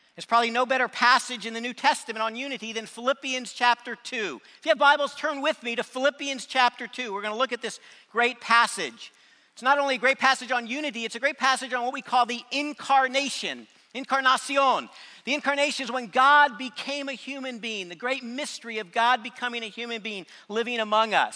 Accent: North County, San Diego, California, United States; also born or lived in Huntsville, Alabama; I was raised in North County. I went to junior high, high school there, so that's my stomping grounds

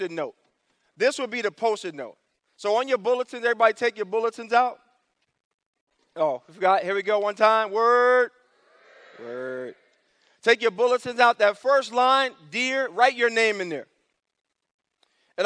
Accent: New York City, New York, United States; born or raised there; moved away

